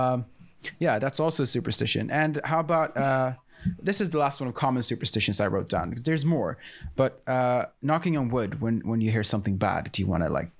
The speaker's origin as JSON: {"language": "English", "country": "Sweden", "tie": "born or raised there", "said": "there's this thing I grew up with here in Sweden"}